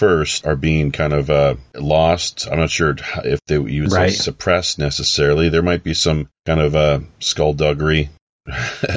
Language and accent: English; Canada; I'm from Canada